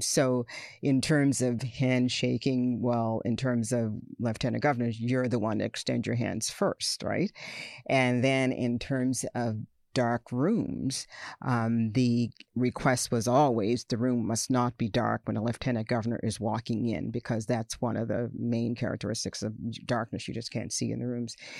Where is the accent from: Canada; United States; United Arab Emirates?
Canada; Nova Scotia; born of immigrant parents and raised in a province with a history of negative race relations, and racial segregation